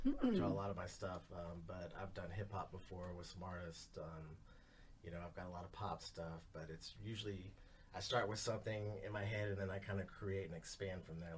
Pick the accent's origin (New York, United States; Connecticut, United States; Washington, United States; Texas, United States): Texas, United States; Dallas; born there; I was born in Dallas.